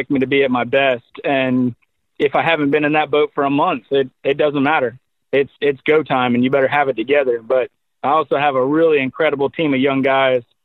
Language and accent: English; Crystal River, Florida, United States; we grew up here in Crystal River.